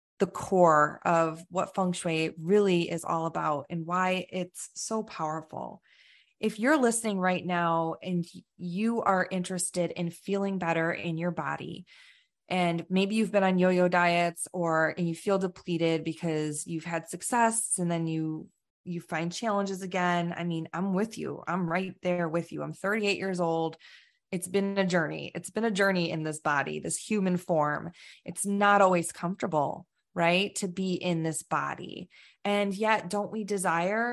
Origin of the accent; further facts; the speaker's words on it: Chicago, Illinois, United States; moved away; we're both from the Chicago